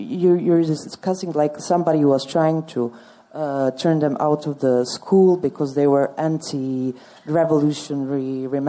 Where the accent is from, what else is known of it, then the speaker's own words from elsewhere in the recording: Czechia; I am from Czech Republic